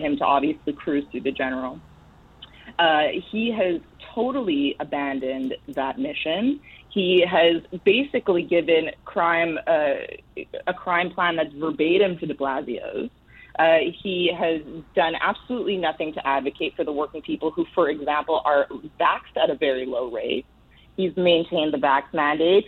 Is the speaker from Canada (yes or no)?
yes; Canada; now in New York City, United States; I come from Canada